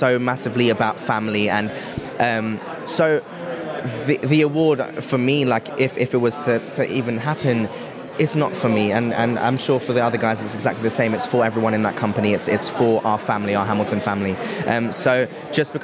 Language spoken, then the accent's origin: English; South Africa; now in London, United Kingdom; I am originally from South Africa, but I live in London